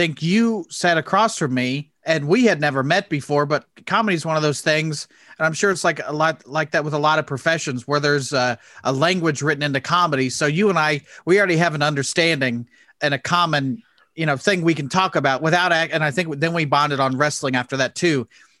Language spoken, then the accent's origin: English; Indianapolis, Indiana, United States; I'm from Indianapolis, which is about an hour north.